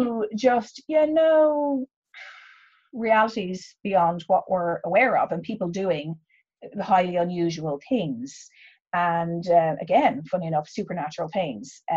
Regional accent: Ireland; both being Irish

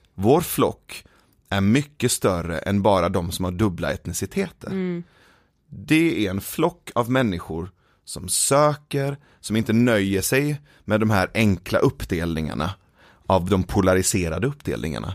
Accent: Sweden; born or raised there; also born or lived in Iran

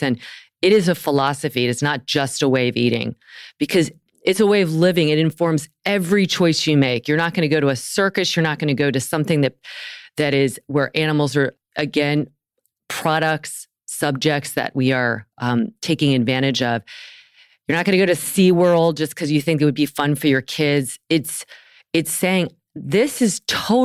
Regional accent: the South, United States; I grew up in the South

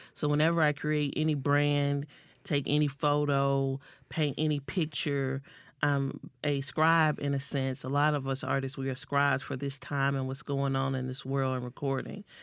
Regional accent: Kilmichael, Mississippi, United States; also born or lived in Duck Hill, Mississippi; growing up in Kilmichael, Mississippi

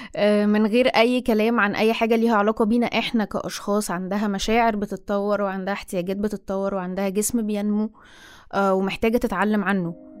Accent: Egypt; also born or lived in Cairo; أنا مصرية مقيمة في القاهرة حاليا

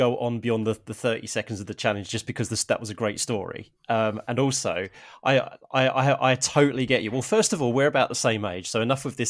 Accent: Harlow, East of England, United Kingdom; I mean, I'm originally from Harlow in Essex, so my mum's from Epping, so not too far away from that part of London.

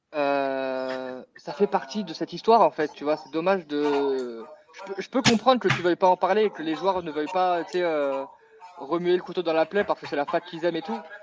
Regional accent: Paris, Île-de-France, France; je suis parisien

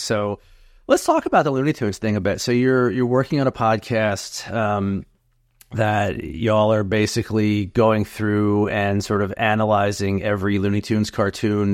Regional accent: New Jersey, United States; moved away as an adult; now in North Jersey, United States; I was born and raised in South Jersey, but I've been in North Jersey for a little over twenty years now

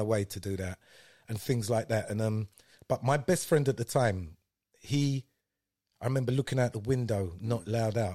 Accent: London, United Kingdom; also born or lived in Paddington; we moved from Clapham

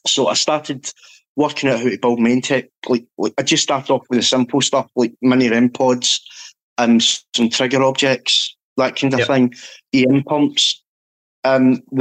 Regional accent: Scotland, United Kingdom; being Scottish

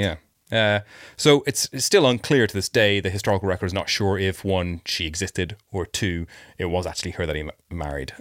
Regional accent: Ireland; accent: mild; moved away; I did grow up in Ireland

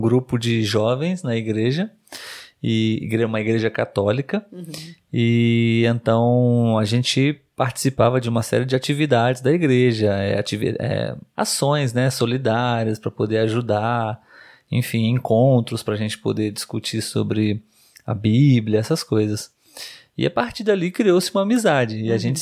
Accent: Brazil; Nós somos brasileiros.

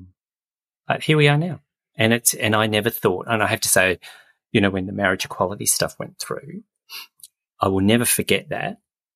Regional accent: Adelaide, South Australia, Australia; I grew up in Adelaide, so I'm an Adelaide boy

